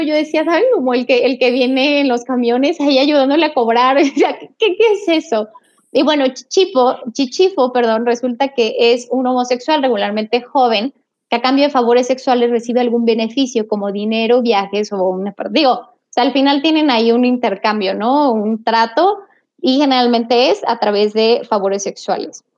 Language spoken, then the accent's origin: Spanish; Mexico; los mexicanos nos nos ofendemos a nosotros mismos